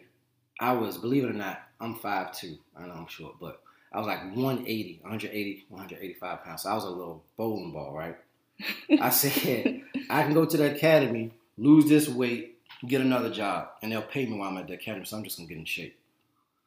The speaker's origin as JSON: {"language": "English", "town": "Richmond", "region": "Virginia", "country": "United States", "tie": "born or raised there", "said": "I grew up in Richmond, Virginia, well, Henrico County, which, you know, is on the border of Richmond"}